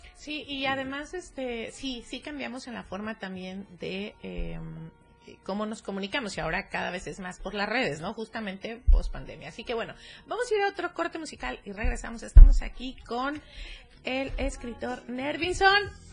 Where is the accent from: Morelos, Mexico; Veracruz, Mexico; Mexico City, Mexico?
Morelos, Mexico; Cuernavaca; yo soy de Cuernavaca